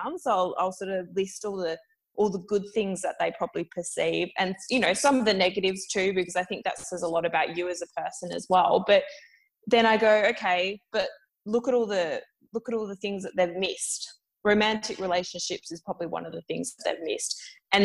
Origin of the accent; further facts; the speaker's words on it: Perth, Western Australia, Australia; moved away as an adult; now in Melbourne, Australia; I'm currently in the process of moving back to Perth for family reasons, back to my home state after 6 years in Melbourne